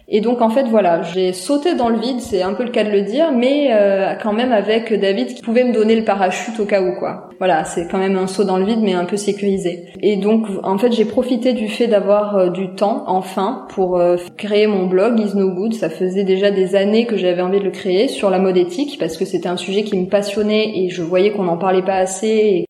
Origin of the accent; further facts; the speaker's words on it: a small village in the Landes, near Dax, Nouvelle-Aquitaine, France; j'ai grandi dans un petit village des Landes, pas loin de Dax.